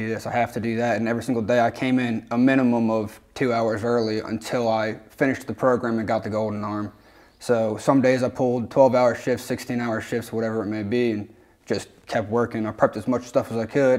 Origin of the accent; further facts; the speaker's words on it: Seven Valleys, Pennsylvania, United States; moved away; I'm from Pennsylvania, from Seven Valleys. It's bottom central of the state, kind of small town